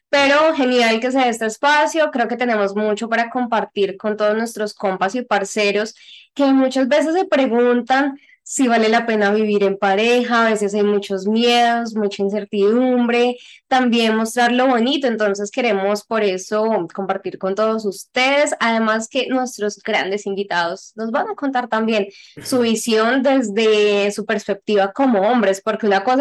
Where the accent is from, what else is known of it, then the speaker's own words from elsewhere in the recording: Mexico; de México